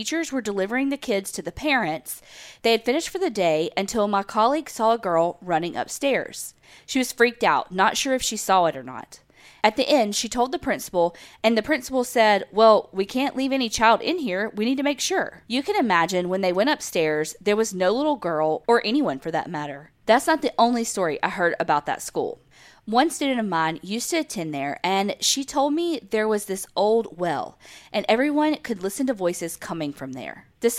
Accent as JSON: {"language": "English", "country": "United States", "also_born_or_lived": "Houston, Texas", "accent": "country"}